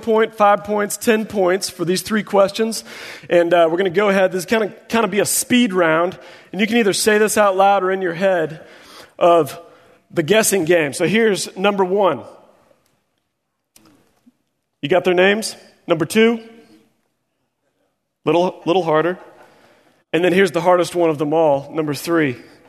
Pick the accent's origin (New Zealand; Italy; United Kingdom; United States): United States; Springfield, Missouri; And so I grew up in Springfield, Missouri.